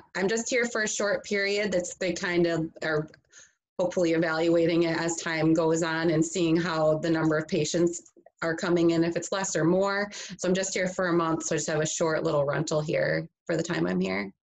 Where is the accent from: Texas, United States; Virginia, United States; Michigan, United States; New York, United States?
Michigan, United States; Grand Rapids; I am from Michigan originally, from the west side of the state, so Grand Rapids area